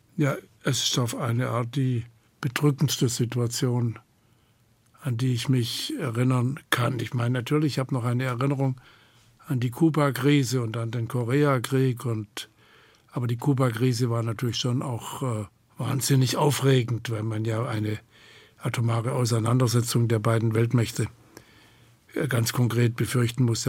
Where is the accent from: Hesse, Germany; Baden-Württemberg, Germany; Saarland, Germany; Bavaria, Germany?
Baden-Württemberg, Germany; Hornberg; Hornberg war, im Übrigen, das ist meine Heimatstadt